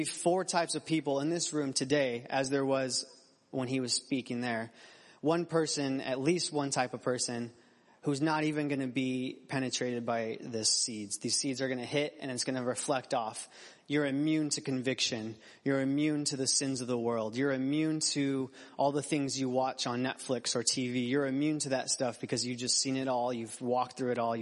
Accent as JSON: {"language": "English", "town": "Phoenix", "region": "Arizona", "country": "United States", "tie": "born or raised there", "said": "I grew up in Phoenix, Arizona."}